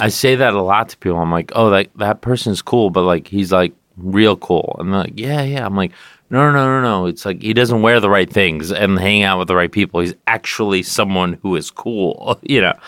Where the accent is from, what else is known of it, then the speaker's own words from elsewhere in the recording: California, United States; moved away as an adult; now in New York, United States; I always used to say California, but I live in New York